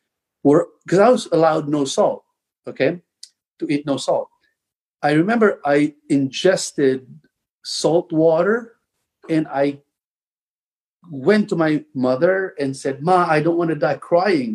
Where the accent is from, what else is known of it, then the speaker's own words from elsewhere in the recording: Tabango, Eastern Visayas, Philippines; I was born and raised in the Philippines